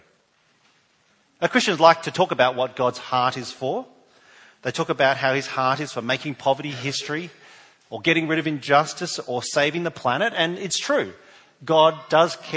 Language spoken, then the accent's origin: English; New South Wales, Australia; now in South Australia, Australia; I'm from New South Wales